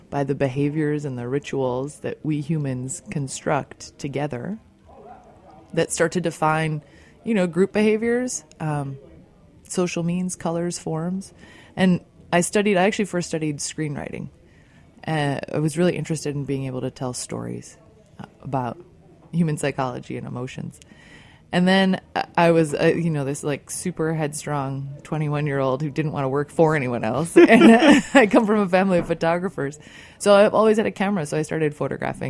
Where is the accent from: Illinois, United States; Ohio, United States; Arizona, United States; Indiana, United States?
Illinois, United States; outside of Chicago; I grew up outside of Chicago